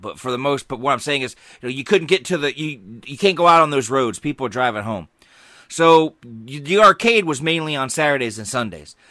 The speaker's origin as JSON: {"language": "English", "region": "Georgia", "country": "United States", "tie": "born or raised there", "said": "I grew up in Georgia. We had big yards"}